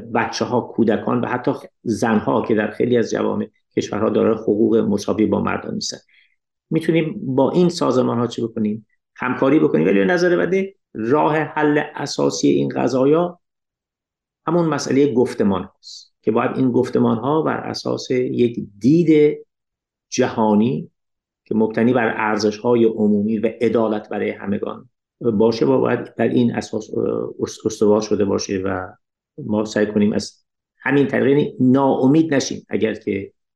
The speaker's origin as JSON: {"language": "Persian", "country": "Iran", "said": "من به عنوان یک ایرانی"}